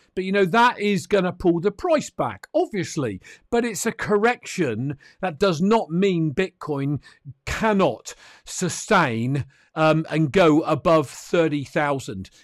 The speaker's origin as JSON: {"language": "English", "country": "United Kingdom", "said": "I'm a Brit"}